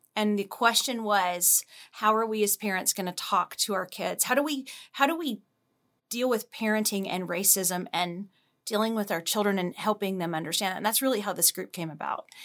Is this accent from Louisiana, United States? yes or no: yes; Louisiana, United States; moved away as an adult; now in Dallas, United States; I'm initially from Louisiana